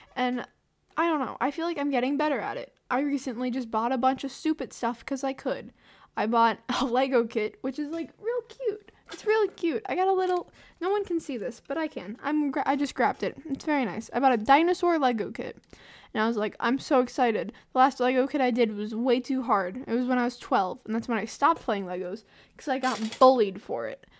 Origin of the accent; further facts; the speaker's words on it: the South, United States; accent: southern; I'm American. And by saying American, just like saying my own state, my southern accent comes out more.